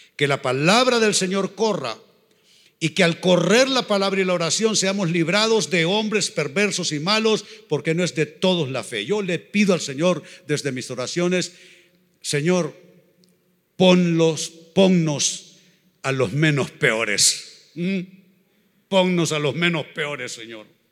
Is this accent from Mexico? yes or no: no; Honduras; Somos catrachos de pura cepa. Amamos ser catrachos.